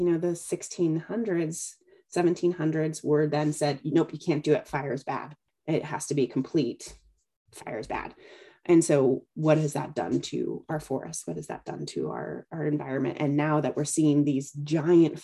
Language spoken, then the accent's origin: English; Southern California, United States; I grew up in Southern California as well.